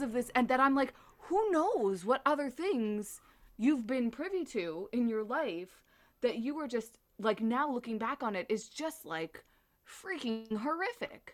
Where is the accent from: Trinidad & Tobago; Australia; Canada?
Canada